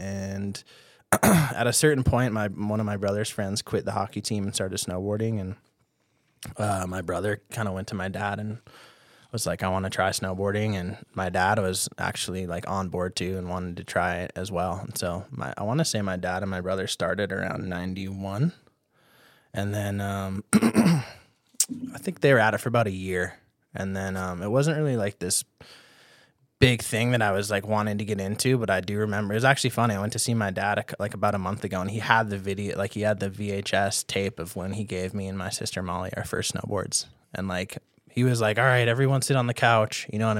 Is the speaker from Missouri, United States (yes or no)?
no; Duluth, Minnesota, United States; So I grew up in Duluth, Minnesota.